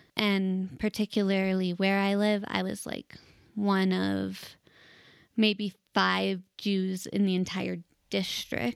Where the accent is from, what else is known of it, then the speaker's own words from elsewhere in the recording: Denver, Colorado, United States; I was born and raised in Denver, Colorado, and I'm actually a fourth generation native here